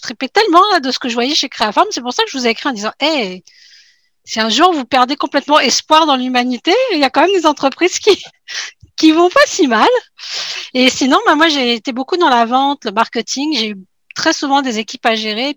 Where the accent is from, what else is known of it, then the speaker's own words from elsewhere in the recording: France; moved away as an adult; now in Quebec, Canada; je suis une Française qui est arrivée il y a 11 ans au Québec, puis euh, bien décidée à y rester